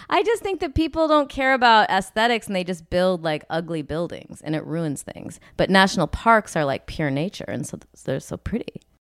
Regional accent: Illinois, United States; moved away; I'm from Illinois

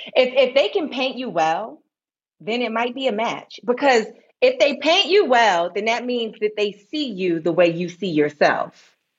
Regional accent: New York, United States; I grew up in New York

